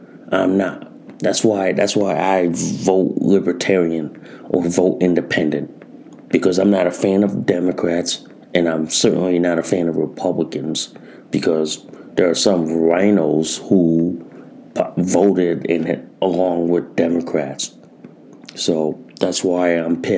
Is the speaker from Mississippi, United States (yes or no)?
no; Connecticut, United States; in my home state of Connecticut